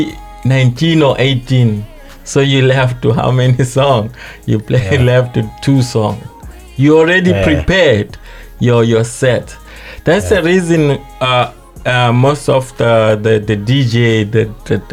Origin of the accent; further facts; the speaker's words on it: Estcourt, KwaZulu-Natal, South Africa; I'm from Africa